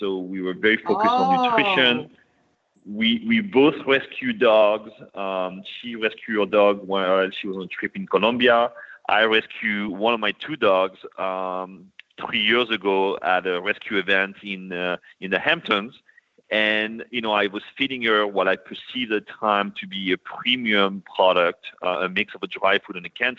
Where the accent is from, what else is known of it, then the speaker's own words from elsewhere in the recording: France; moved away as an adult; now in New York, United States; I was born and raised in France, but I've been living in New York for the past 20 years.